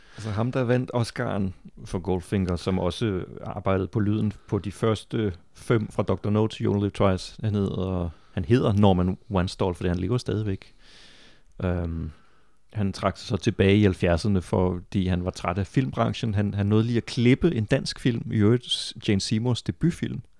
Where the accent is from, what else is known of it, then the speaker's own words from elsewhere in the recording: Funen, Southern Denmark, Denmark; jeg er også selv fra Fyn og fra samme år som dig